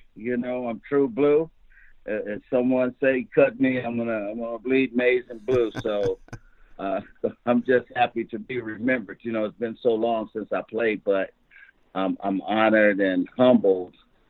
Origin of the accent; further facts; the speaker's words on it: Barberton, Ohio, United States; also born or lived in Memphis, Tennessee / Arkansas; we're both from Barberton